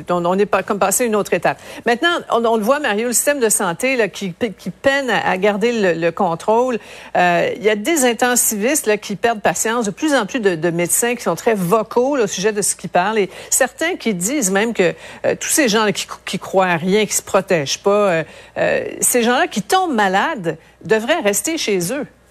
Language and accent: French; Quebec, Canada; chez nous au Québec